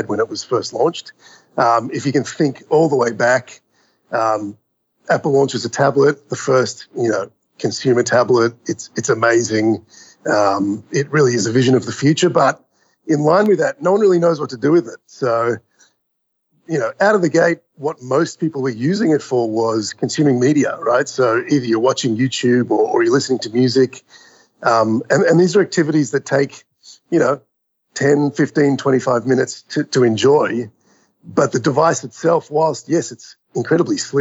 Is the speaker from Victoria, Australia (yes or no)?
yes; Melbourne, Victoria, Australia; moved away as an adult; also born or lived in New York City; I grew up in Melbourne, Australia